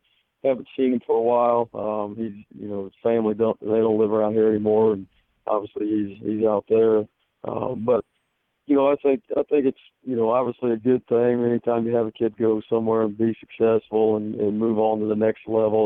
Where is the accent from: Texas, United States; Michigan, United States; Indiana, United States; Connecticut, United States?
Indiana, United States; Northern; now in Fishers, United States; I'm from Northern Indiana originally